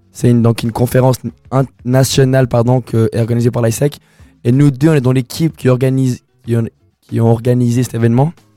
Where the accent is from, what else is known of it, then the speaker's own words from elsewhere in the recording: Colombia; now in Lausanne, Switzerland; je suis colombien, et bah, j'ai commencé à rapper en espagnol